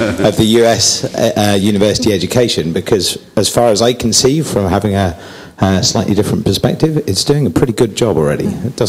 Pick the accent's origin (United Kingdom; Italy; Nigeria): United Kingdom; also born or lived in United States / China; I'm a Brit, as you can probably tell, and I've worked and lived in America for a couple of years previously, but now I'm in Britain.